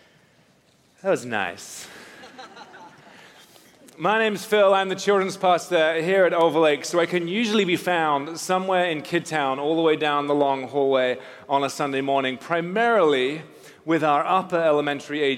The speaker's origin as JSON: {"language": "English", "region": "England", "country": "United Kingdom", "tie": "born or raised there", "also_born_or_lived": "Newcastle / South Africa", "moved": "as an adult", "said": "I grew up in England, just north of London"}